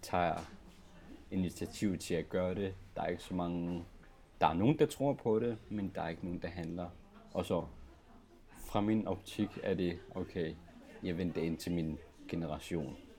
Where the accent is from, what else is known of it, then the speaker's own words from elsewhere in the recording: Greenland; i Grønland, i min hjemby